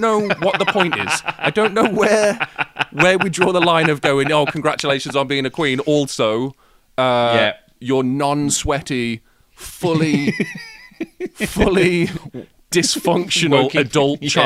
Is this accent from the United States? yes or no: no; United Kingdom; we're British